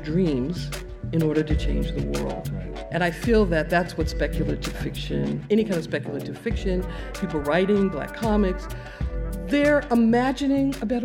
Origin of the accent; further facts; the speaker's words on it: United States; I was born and raised in this country